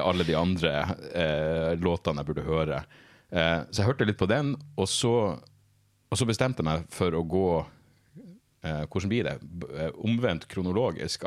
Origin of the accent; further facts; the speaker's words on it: Narvik, Nordland, Norway; i Narvik, der jeg vokste opp